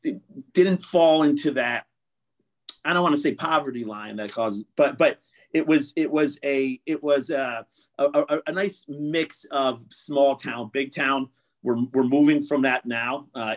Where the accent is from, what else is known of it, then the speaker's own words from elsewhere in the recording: Saratoga Springs, New York, United States; I was born in Saratoga in the late 70s, and you saw Saratoga back then wasn't the city it was today.